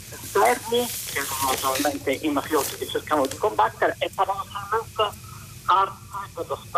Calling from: Palermo, Sicily, Italy; siamo da Palermo.

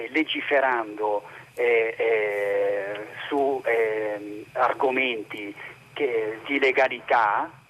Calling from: Malnate, Lombardy, Italy; sono di Malnate, provincia di Varese.

